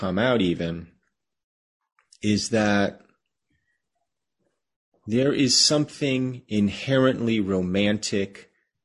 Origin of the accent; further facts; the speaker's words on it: United States; as an American Jew, we live in a country that has more or less welcomed us